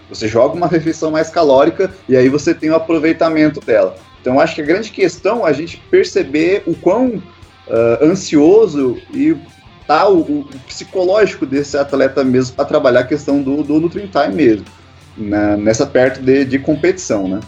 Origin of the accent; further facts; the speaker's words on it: Guarapuava, Paraná, Brazil; sou aqui de Guarapuava, no interior do Paraná